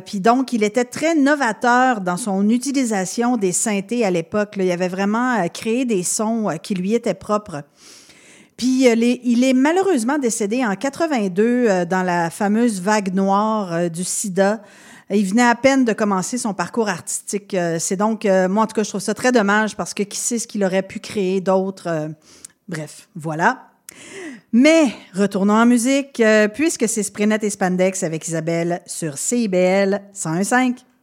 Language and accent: French; Quebec City, Quebec, Canada; je viens de Québec